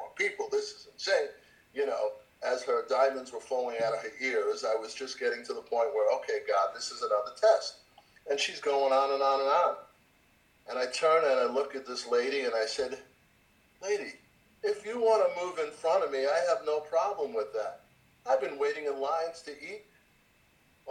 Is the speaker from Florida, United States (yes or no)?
no; New York, United States; I came from New York.